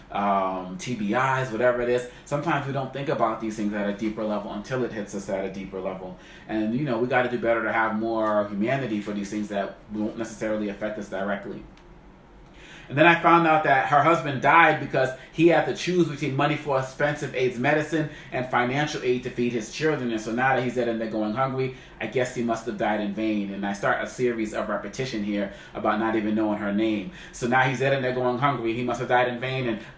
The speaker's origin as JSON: {"language": "English", "town": "Boston", "region": "Massachusetts", "country": "United States", "tie": "born or raised there", "said": "growing up in Roxbury, some of y'all Boston know this"}